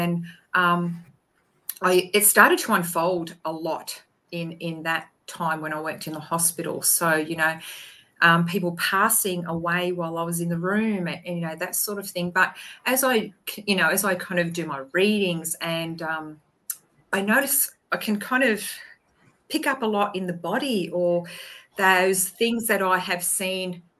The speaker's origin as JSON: {"language": "English", "region": "Queensland", "country": "Australia", "said": "I'm from Australia"}